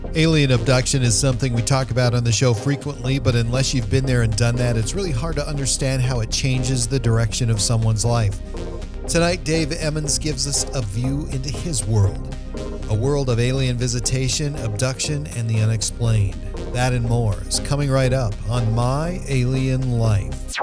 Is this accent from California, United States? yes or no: no; Montana, United States; I was born in 1965 in Montana